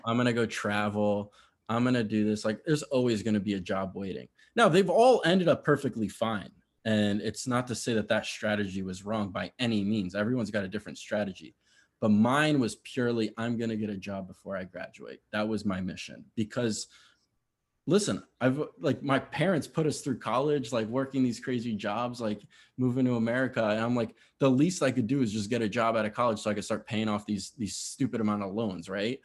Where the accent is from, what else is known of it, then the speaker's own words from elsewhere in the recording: Connecticut, United States; I grew up in Connecticut, uh, that was where I spent most of my childhood